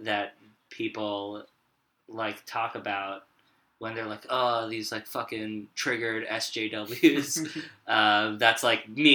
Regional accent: New York, United States; I'm Jewish and from New York

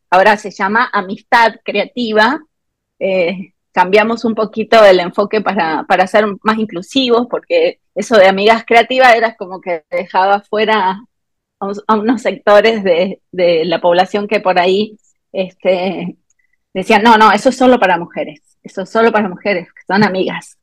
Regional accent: Argentina; moved away as an adult; now in Morelia, Mexico; Yo soy argentina de nacimiento y mexicana por adopción. Em, hace 18 años que ya

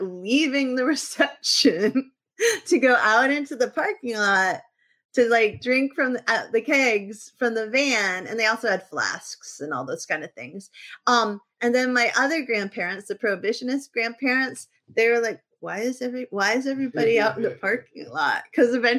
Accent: New England, United States; I'm from New England.

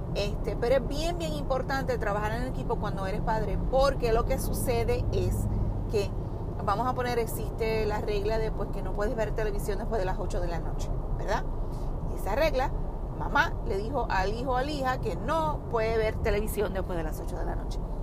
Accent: Puerto Rico; a pesar de que somos del mismo país, ambos somos puertorriqueños

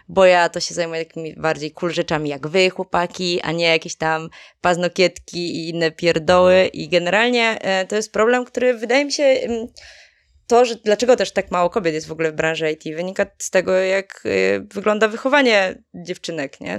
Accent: Żywiec, Silesian Voivodeship, Poland; moved away; pochodzę z, z południa, z okolicy Żywca konkretnie

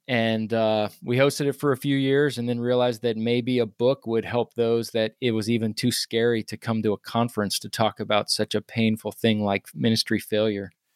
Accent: Charlottesville, Virginia, United States; I grew up in Charlottesville, Virginia

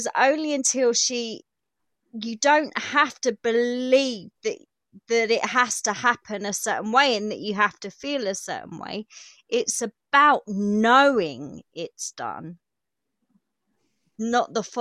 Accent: United Kingdom; accent: common accent; It's because I'm British. Here I'm very common. Believe me, it's a common accent

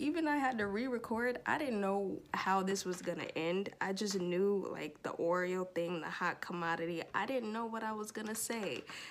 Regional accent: Torrance, California, United States; I grew up in Torrance amongst the whites and the Asians. I was not used to being around black folks other than my family. There was barely any of us there in Torrance at the schools.

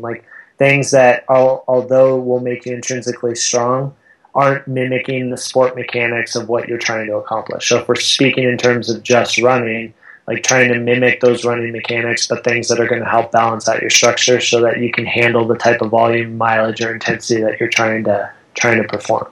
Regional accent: Southern California, United States; moved away as an adult; now in Boulder, United States; I grew up in Southern California

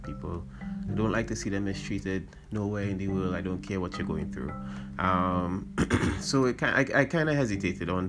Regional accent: Trinidad & Tobago; we do a lot as Trinidadian people

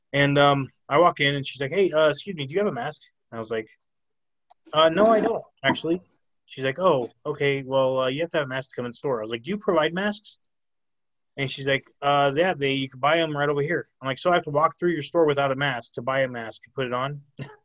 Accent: Arizona, United States; And I didn't have a mask. I'm from Arizona. We didn't fucking believe in masks.

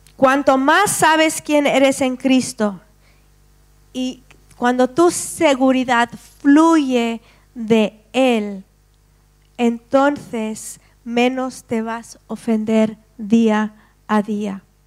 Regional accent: Spain

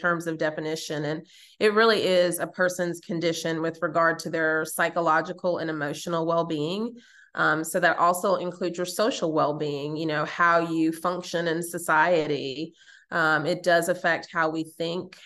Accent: New York, United States; I was raised in New York

